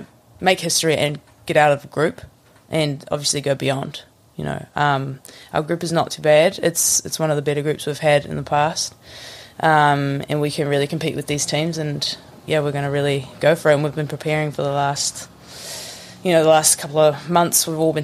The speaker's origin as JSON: {"language": "English", "town": "Kensington", "region": "Northland", "country": "New Zealand", "also_born_or_lived": "Kamo", "said": "But, I'm from sort of Kensington, which is more in... I mean, it's not a very big place. You could say I'm from Kamo if you want."}